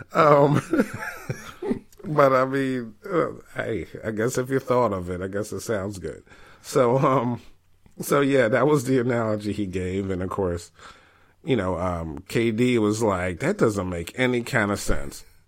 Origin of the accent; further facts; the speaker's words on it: New York, United States; I'm from New York